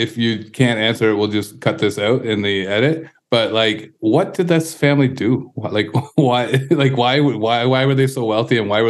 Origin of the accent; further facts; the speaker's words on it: Canada; We're Canadian